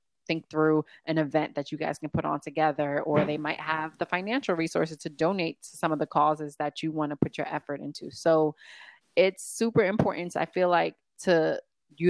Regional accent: New York, United States; New York, my hometown

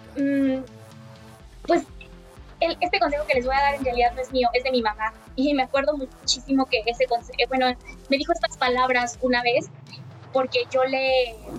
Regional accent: Mexico; mi país

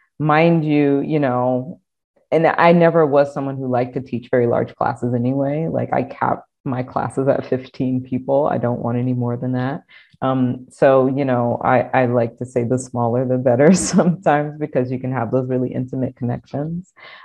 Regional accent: Deep South, United States; And I think, I mean, again, I grew up in the Deep South. So I grew up in an AME Zion church and we went to church every Sunday

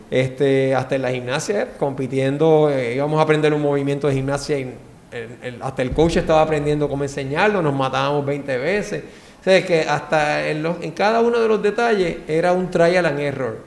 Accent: San Juan, Puerto Rico; Pues yo nací en Puerto Rico, en San Juan, este, y me crié en San Juan también

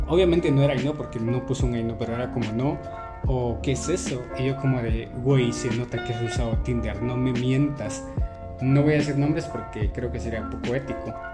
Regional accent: Guatemala; En Guatemala le decimos tirar casaca. Soy de Guatemala, por cierto, creo que no lo había dicho, pero pues.

